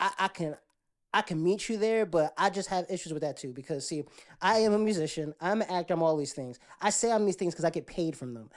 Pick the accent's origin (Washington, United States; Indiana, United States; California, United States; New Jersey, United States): New Jersey, United States; Jersey City; now in Atlanta, United States; I'm from Jersey City, which now is gentrified, but when I was growing up, they had, um, there was Indian, there was, um, Latinos, blacks